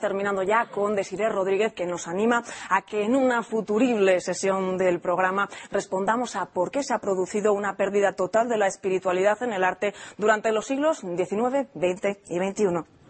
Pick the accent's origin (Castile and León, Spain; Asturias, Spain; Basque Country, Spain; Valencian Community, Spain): Asturias, Spain; Desde mi tierra, pero desde Gijón